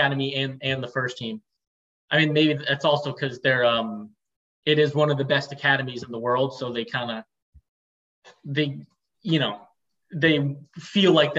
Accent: United States; also born or lived in Portugal; now in Italy; as an American

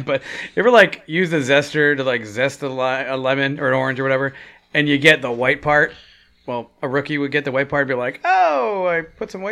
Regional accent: New York, United States; I'm from New York

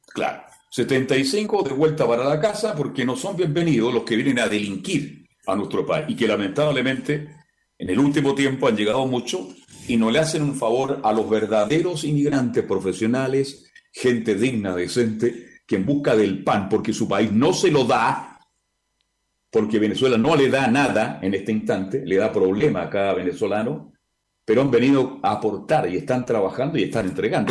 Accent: Chile; soy muy chileno, muy chileno

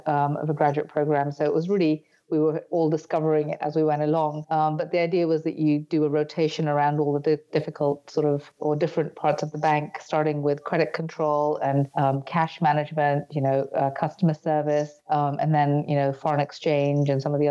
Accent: Nairobi, Kenya; moved away as an adult; also born or lived in United Kingdom / South Africa; now in United States; I was born in Kenya. So I was a third generation Indian immigrant and then grew up in Nairobi

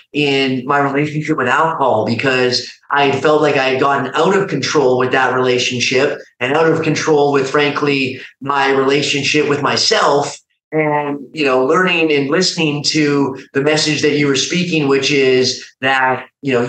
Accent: Calgary, Alberta, Canada; moved away as an adult; now in Austin, United States; I'm a Canadian by background. I, currently live now down in Austin, Texas. But when I, first came across IAMACOMEBACK, I was living at home in Canada, in Calgary

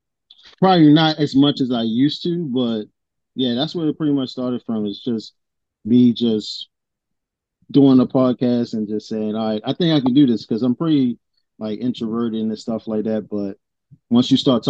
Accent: Baltimore, Maryland, United States; Growing up in Baltimore

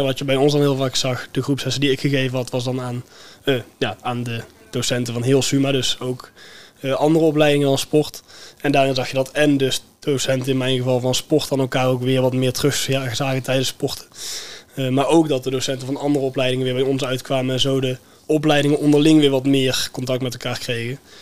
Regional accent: Veldhoven, North Brabant, Netherlands; Ik kom zelf uit Veldhoven.

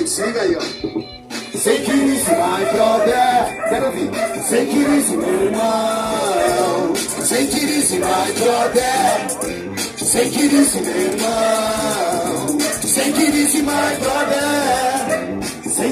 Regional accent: Mauá, São Paulo, Brazil; sou de Mauá, muito prazer.

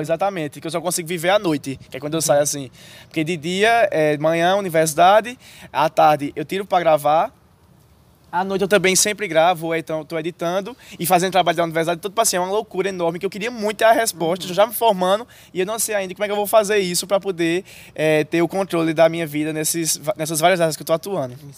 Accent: Serra Branca, Paraíba, Brazil; eu sou natural de Serra Branca, Paraíba, e todos os dias eu venho estudar aqui em Campina Grande

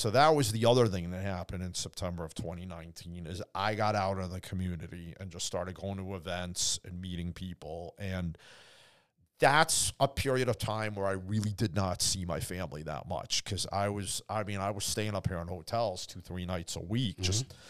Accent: Boston, Massachusetts, United States; grew up in Boston where you meet all kinds. You meet real people, you meet fake people.

